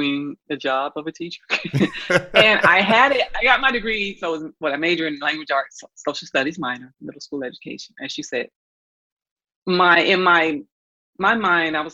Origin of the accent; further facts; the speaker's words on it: Atlanta, Georgia, United States; I'm from Atlanta, Georgia. I was born in Grady Hospital. I'm a Grady baby. Went to Atlanta Public Schools